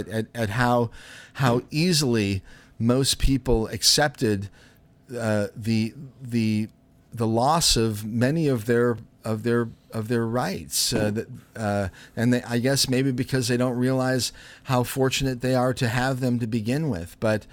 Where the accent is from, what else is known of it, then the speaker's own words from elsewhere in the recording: Chicago, Illinois, United States; But anyway, I grew up in Chicago, and we would go into these little jazz and blues clubs